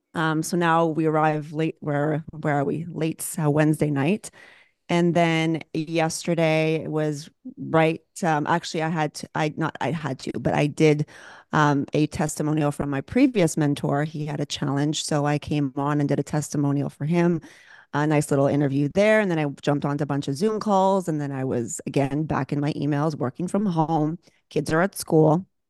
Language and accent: English; Canada; moved away as an adult; now in Los Angeles, United States; I'm Canadian